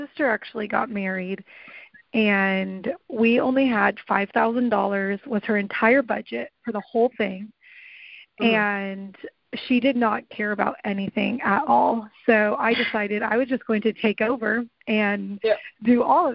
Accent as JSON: {"language": "English", "town": "Tulsa", "region": "Oklahoma", "country": "United States", "tie": "born or raised there", "also_born_or_lived": "Key West, Florida", "said": "we actually moved here when I was really little, and I don't even really remember Florida. But so I was raised here in Tulsa, Oklahoma"}